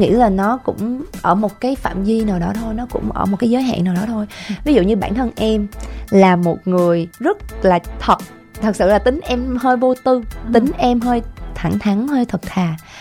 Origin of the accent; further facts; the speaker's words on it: Kien Giang, Vietnam; Chị cũng là quê Kiên Giang nè. Quê nội quê ngoại của chị là ở Kiên Giang đó